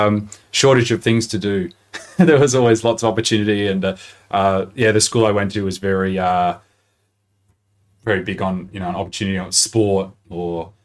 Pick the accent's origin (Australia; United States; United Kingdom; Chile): Australia; Melbourne, Victoria; also born or lived in Adelaide; I was born and bred in Melbourne